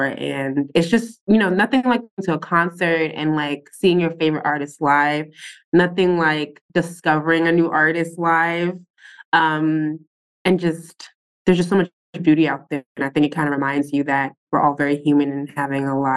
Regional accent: New York City, New York, United States; I'm born and raised in Brooklyn

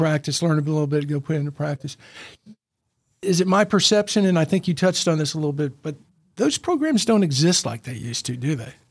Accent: Memphis, Tennessee, United States; now in Chattanooga, United States; I grew up in Memphis

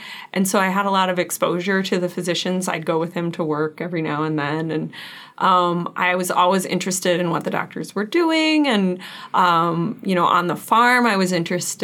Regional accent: Kansas, United States; moved away as an adult; now in Wisconsin, United States; I am originally from Kansas. I grew up outside of a small town on an organic farm

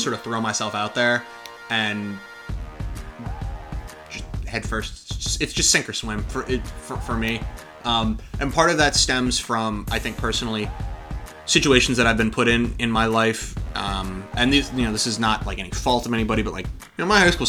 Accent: Arlington, Virginia, United States; I grew up in the middle of Arlington

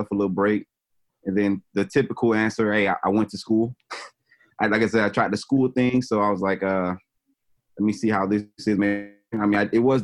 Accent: Miami, Florida, United States; also born or lived in San Diego; now in New York, United States; I'm from Miami

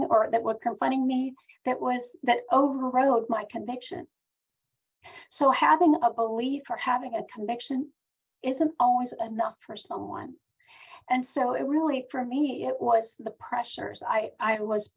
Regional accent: Pennsylvania, United States; now in Knoxville, United States; I was born and raised in Pennsylvania.

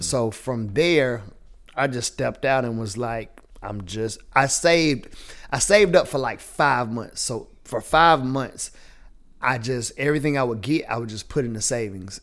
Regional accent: the South, United States; accent: Southern; Born and raised in the South

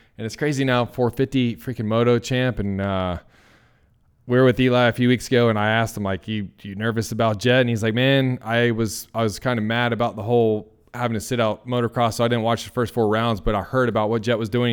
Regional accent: the South, United States; now in Nampa, Idaho, United States; I'm also from the South.

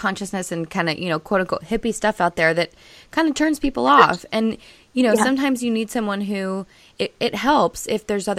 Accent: United States; growing up in the United States

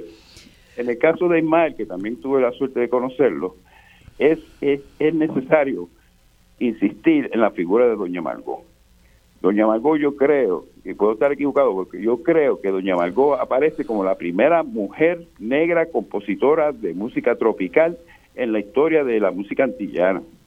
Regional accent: Fajardo, Puerto Rico; Yo soy de Fajardo y yo tuve la suerte de conocer a, la plena en su, en su, nacimiento de barrio

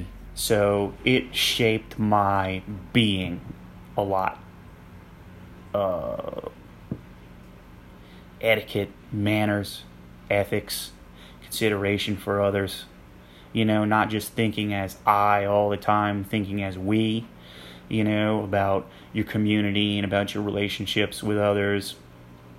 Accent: Louisiana, United States; moved away as an adult; also born or lived in Maryland; came back to Louisiana

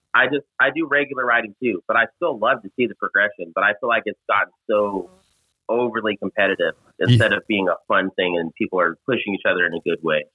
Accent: Las Vegas, Nevada, United States; I'm from Vegas

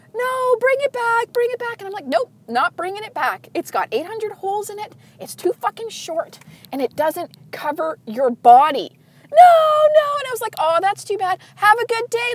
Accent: Canada; I'm Canadian

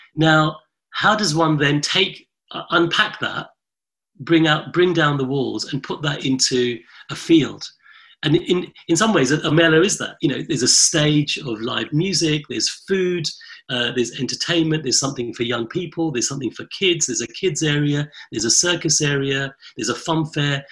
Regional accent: London, United Kingdom; my front room growing up in London in the late 70s and early 80s

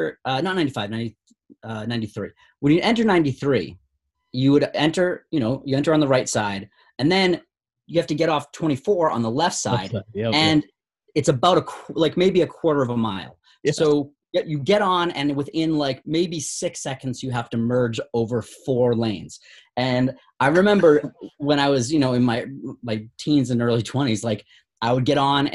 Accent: Stoughton, Massachusetts, United States; also born or lived in Easton, Massachusetts; now in Jamaica Plain, Boston, United States; I grew up in Easton and Stoughton, Massachusetts, which are like just south of Boston.

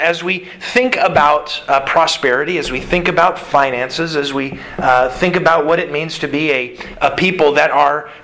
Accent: United States; as specifically American Christians

